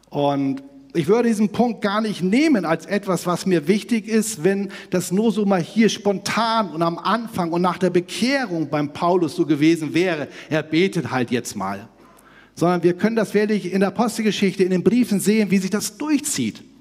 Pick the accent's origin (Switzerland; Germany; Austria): Germany; Northern Germany; ich komme ja aus Hamburg-Bremen da oben